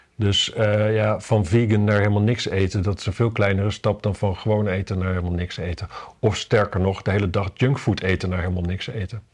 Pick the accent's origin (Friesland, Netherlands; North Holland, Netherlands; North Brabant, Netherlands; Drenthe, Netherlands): Drenthe, Netherlands; Wapserveen; ik kom uit Wapse Veen natuurlijk in Drenthe